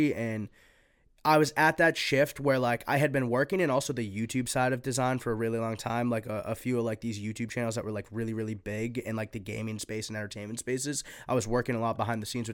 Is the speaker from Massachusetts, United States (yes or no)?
yes; Lynn, Massachusetts, United States; also born or lived in Nahant, Massachusetts; I grew up in Lynn, moved to Nahant when I was 12